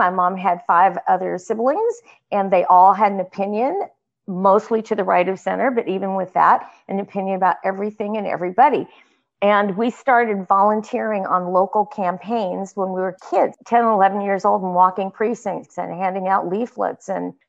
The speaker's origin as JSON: {"language": "English", "area": "Orange County", "region": "California", "country": "United States", "tie": "born or raised there", "said": "So I grew up in Orange County, California. And at that point in time, it was everything everybody thought about Orange County, California. It was politically conservative. There were lots of orange trees."}